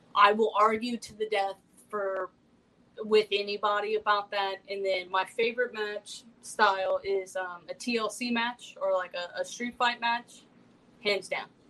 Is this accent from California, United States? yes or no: yes; Compton, California, United States; I'm straight from Compton, California